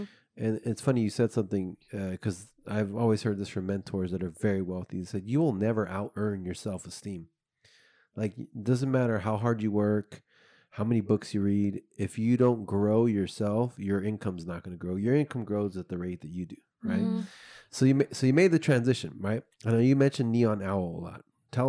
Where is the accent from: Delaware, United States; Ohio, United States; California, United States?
California, United States; Bay Area; I grew up in the Bay Area and it was all about house music in the 90s.